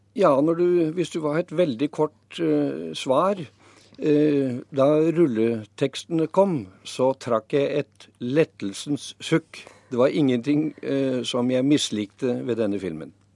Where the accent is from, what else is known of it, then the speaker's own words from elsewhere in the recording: Lillehammer, Innlandet, Norway; jeg vokste opp på Lillehammer, så langt vekk fra havet som mulig